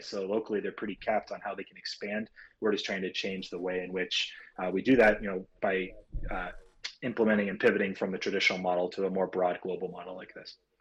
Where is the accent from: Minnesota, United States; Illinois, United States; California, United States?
California, United States; near Los Angeles, Southern; I'm from uh, Southern California, near Los Angeles. That's where I grew up